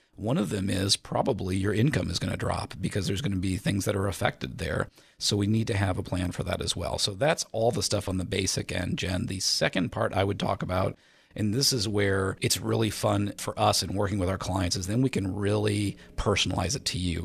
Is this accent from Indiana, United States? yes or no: yes; Indiana, United States; I was born and raised in Indiana